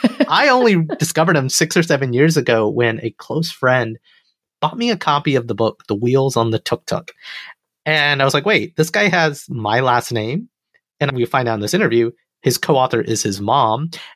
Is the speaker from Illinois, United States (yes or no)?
no; Alabama, United States; moved away; an Indian American boy who came from Alabama with a banjo on my knee.